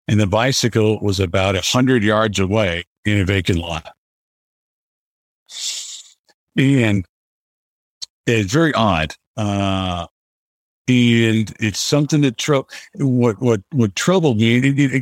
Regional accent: South Florida, United States; I grew up in South Florida and had a really idyllic childhood

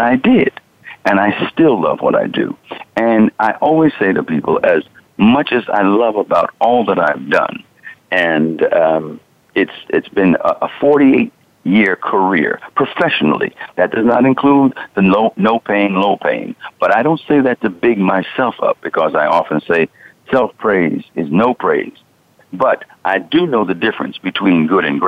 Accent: New York City, New York, United States; I was born in Queens

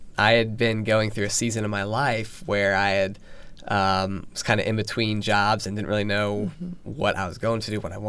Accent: Virginia Beach, Virginia, United States; I was born and raised in Virginia Beach. So I've been here my whole life.

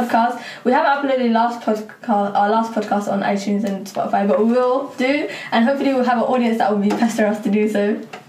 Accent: Soho, London, United Kingdom; I'm from Soho, Black Lives Matter doesn't matter to me.

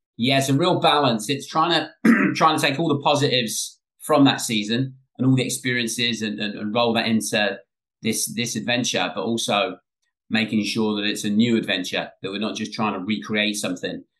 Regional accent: England, United Kingdom; now in United States; Growing up in England

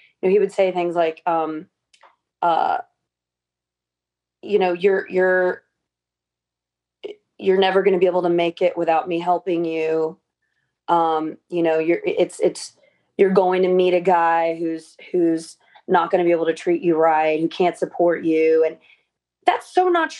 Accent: North Carolina, United States; moved away as an adult; now in California, United States; we moved out to California because I'm from North Carolina.

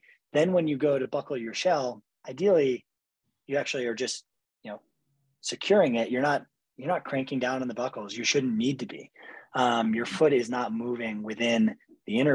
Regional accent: New Hampshire, United States; I grew up skiing in New Hampshire

